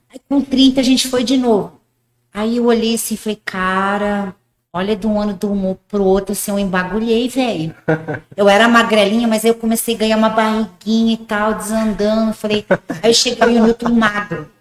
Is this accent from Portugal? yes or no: no; Paraguay; moved away as an adult; also born or lived in Rio Grande do Sul, Brazil; now in Umuarama, Brazil; eu nasci no Rio Grande do Sul, bem pequenininha, com três meses, meus pais mudaram para o Paraguai, lá em Foz, bem no interiorzão do Paraguai mesmo. E eu morei lá até meus 18 anos.